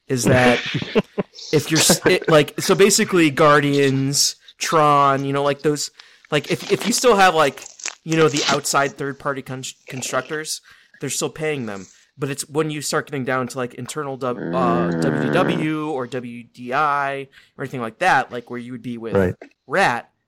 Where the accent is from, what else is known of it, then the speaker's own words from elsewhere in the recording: United States; I'm from Cleveland / Pittsburgh